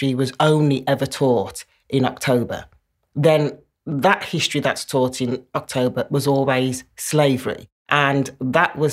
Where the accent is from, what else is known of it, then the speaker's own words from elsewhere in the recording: Birmingham, West Midlands, United Kingdom; I born and brought up in Birmingham, so this is my home.